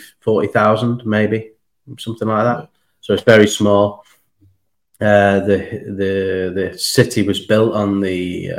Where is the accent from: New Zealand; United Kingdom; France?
United Kingdom; I would say I was British.